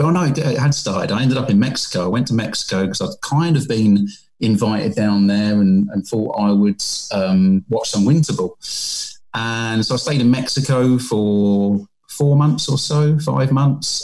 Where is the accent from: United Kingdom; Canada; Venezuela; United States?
United Kingdom; England; accent: British; moved away as an adult; also born or lived in South Korea; I'm a British guy, as you can tell by my accent